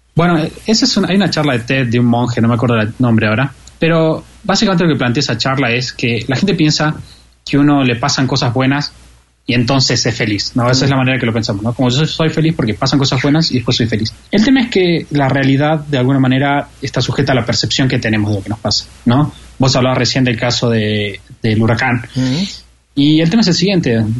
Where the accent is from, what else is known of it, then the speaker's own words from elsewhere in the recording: Argentina; como argentino